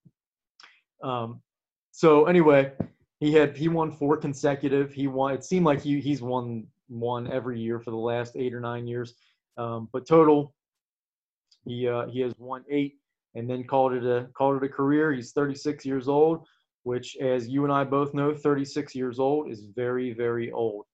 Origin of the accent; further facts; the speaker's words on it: Cincinnati, Ohio, United States; we're from Cincinnati, and the Reds are our team